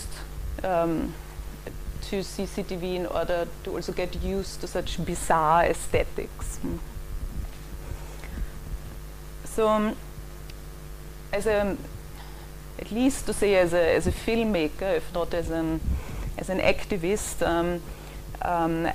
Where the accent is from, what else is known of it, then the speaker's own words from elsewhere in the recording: Vienna, Austria; moved away as an adult; now in London, United Kingdom; I grew up in Vienna and moved here about 15 years ago